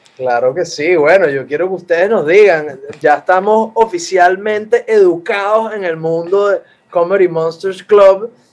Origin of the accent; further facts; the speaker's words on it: Venezuela; aquí somos eh, todos venezolanos